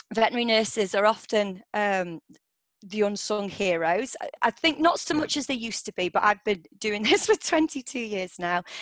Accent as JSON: {"language": "English", "area": "Derbyshire", "region": "East Midlands", "country": "United Kingdom", "tie": "born or raised there", "also_born_or_lived": "Paris / Edinburgh", "moved": "as an adult", "said": "i grew up in Derbyshire"}